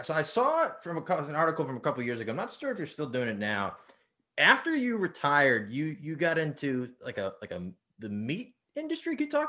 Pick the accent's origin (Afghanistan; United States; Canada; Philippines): United States; Baltimore, Maryland; Because I'm from Baltimore.